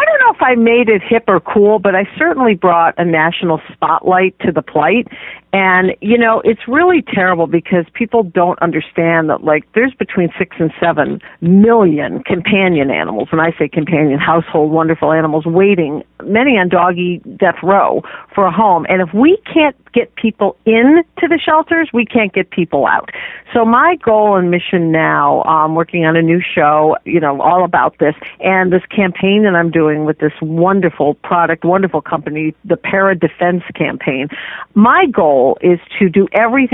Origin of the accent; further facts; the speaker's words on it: Detroit, Michigan, United States; I grew up in Detroit, Michigan